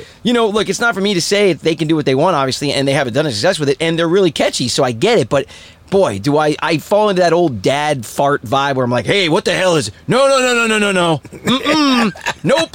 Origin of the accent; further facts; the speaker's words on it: East Coast, United States; I'm from East Coast